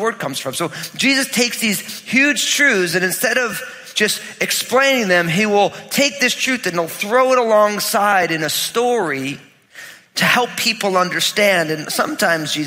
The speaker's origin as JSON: {"language": "English", "region": "New Jersey", "country": "United States", "tie": "born or raised there", "said": "when I was growing up, you know, I'm all Italian from New Jersey"}